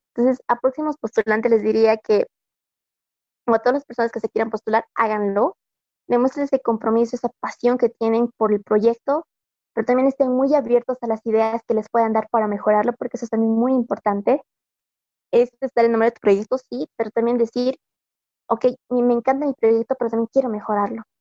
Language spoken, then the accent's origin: Spanish; Bolivia